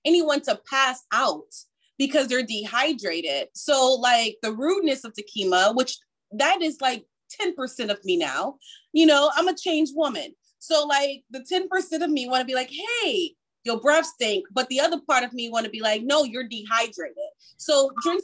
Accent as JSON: {"language": "English", "region": "California", "country": "United States", "tie": "born or raised there", "said": "I grew up in California"}